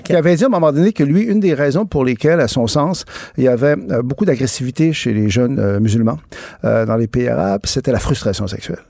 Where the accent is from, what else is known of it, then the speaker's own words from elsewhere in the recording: Quebec, Canada; je suis québécois, je, suis francophone, je suis canadien aussi